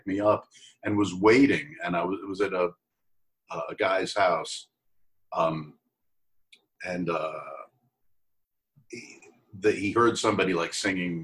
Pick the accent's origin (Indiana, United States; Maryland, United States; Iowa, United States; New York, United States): New York, United States; Port Washington; moved away; also born or lived in Manhattan, New York / Bethpage, New York / Roslyn, New York; what I consider my hometown is a town called Port Washington, not Port Jefferson, Port Washington, right next to Great Neck